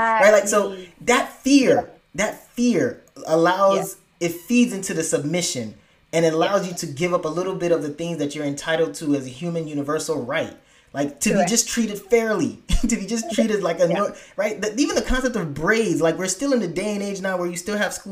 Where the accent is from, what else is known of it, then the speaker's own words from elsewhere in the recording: Nigeria; I'm a Nigerian